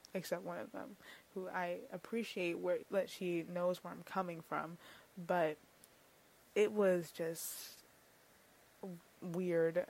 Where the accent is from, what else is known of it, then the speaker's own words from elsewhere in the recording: New York City, New York, United States; I'm from New York City